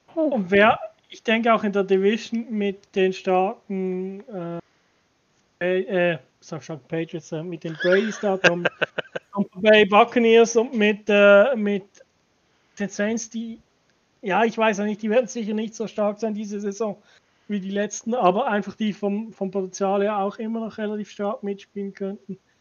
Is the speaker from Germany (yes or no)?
no; Switzerland; ich als Schweizer